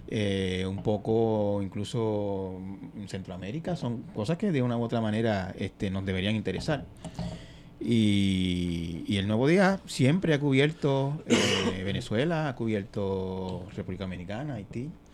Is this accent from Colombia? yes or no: no; Santa Isabel, Puerto Rico; en el barrio Peñuela de Santa Isabel, de donde yo soy